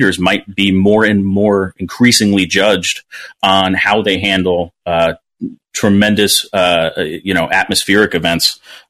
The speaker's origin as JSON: {"language": "English", "region": "New Jersey", "country": "United States", "tie": "born or raised there", "said": "I grew up in New Jersey"}